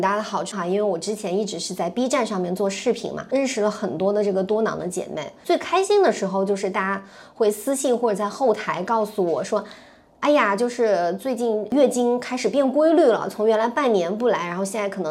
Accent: Zhejiang, China; 而且小赌超级牛，就是因为我们是浙江人，然后很爱吃鱼

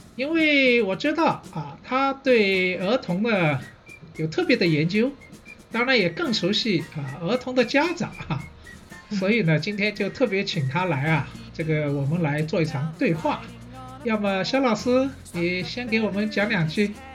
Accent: Shanghai, China; 我是上海人，所以呢，对城市这一块呢，好像也特别有感觉

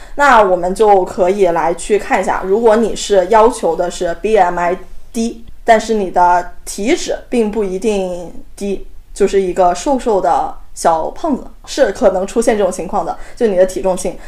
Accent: China; 我们中国人通常是吃不够蛋白质

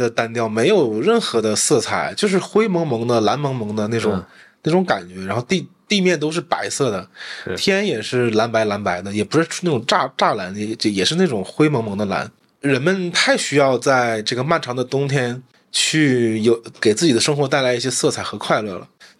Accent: Northeast China, China; accent: Northeastern Mandarin; 虽然我是东北人，我讲东北话。

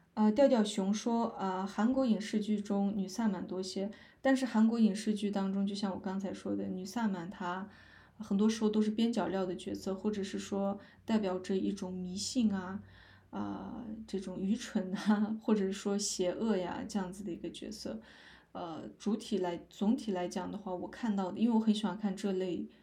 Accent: Northeast China, China; moved away; 我是东北的

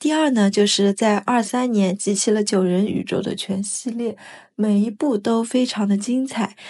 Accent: Kunshan, Jiangsu, China; 因为我本身也来自于昆曲的故乡昆山，

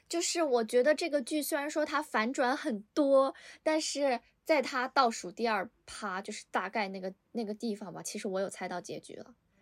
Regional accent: Northeast China, China; 其实我老家是东北的，所以我看那部剧的时候，我我贼有代入感。

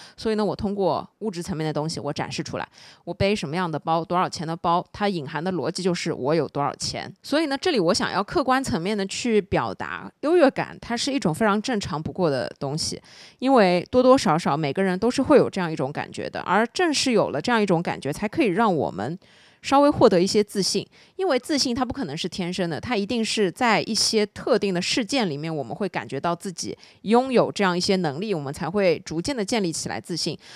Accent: Shanghai, China; 我作为一个上海人，我必须承认，这件事情其实是真真实实存在的

